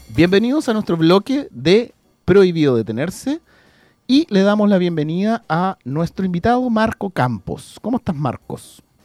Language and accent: Spanish; Chile; A los chilenos siempre se nos pega cuando vamos para todos lados